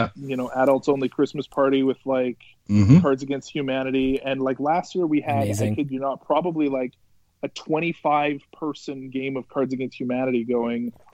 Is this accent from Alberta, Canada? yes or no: yes; Lethbridge, Alberta, Canada; I grew up just outside of Lethbridge